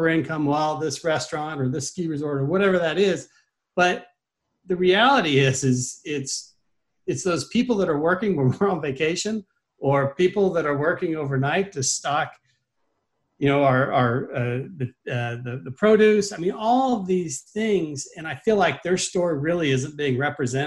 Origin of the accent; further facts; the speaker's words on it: Midwest, United States; moved away; I'm originally from the Midwest